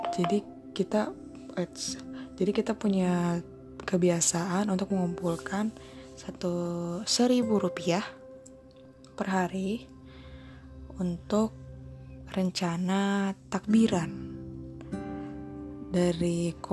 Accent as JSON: {"language": "Indonesian", "town": "Batam", "region": "Riau Islands", "country": "Indonesia", "tie": "born or raised there", "said": "Kalau diingat-ingat ke masa kecil, dulu aku Ramadan di daerah Batam. Mungkin ada yang belum tahu kalau Batam itu ada di Provinsi Kepulauan Riau. Ya, tetangganya Singapura gitu."}